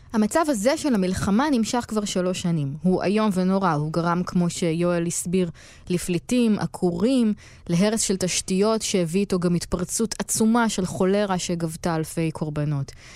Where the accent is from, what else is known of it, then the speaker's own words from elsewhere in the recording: Israel; כי אנחנו מישראל